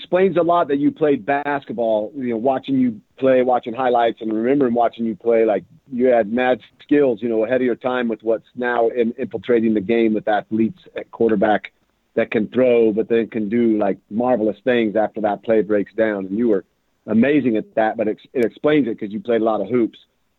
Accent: Boise, Idaho, United States; And it wasn't like I didn't have the right tools growing up in Boise that could transfer.

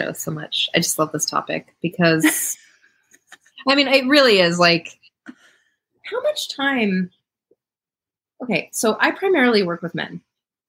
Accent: Montana, United States; moved away; growing up in Montana

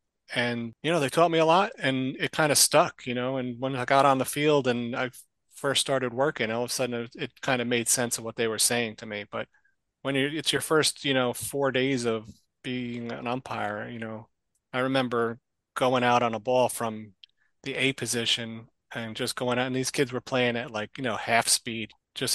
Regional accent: Clark, New Jersey, United States; This was back in Clark, New Jersey at Charles Brewer School.

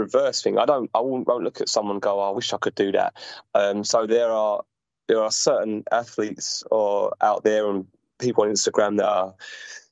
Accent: London, United Kingdom; from London

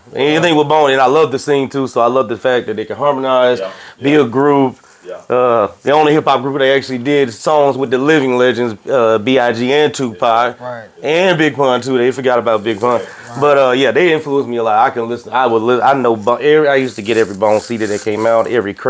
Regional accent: Omaha, Nebraska, United States; moved away; I am originally from Nebraska, Omaha, Nebraska, from the Midwest.

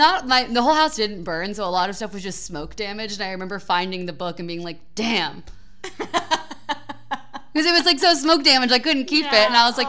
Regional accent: Cincinnati, Ohio, United States; Which is where I … am originally from.

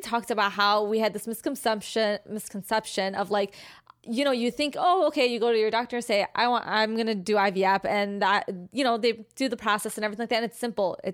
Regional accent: Chicago, Illinois, United States; We're from Chicago

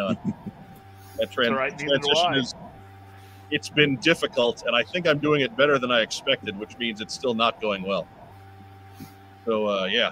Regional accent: Long Island, New York, United States; I'm from Long Island

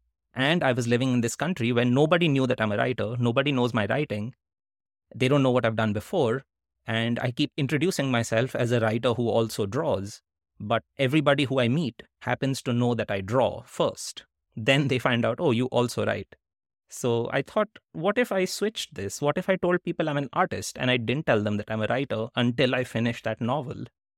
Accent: India; also born or lived in Netherlands; now in United States; I was living in the US and all my stories had been about growing up in India. All my writing had been when I lived in India, when I lived in the Netherlands, and I had just moved to the US

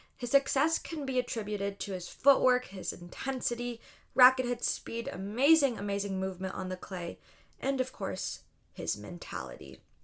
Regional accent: Chicago, Illinois, United States; I'm a Chicagoan, I love my city

